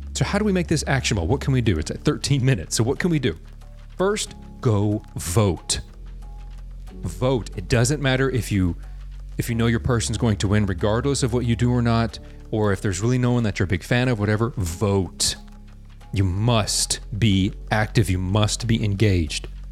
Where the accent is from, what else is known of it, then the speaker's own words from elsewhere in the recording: United States; the American people, by the way, we number over 300 million